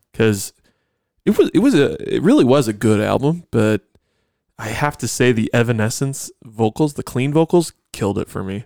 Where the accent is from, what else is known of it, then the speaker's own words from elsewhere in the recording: Buffalo, New York, United States; I grew up in Buffalo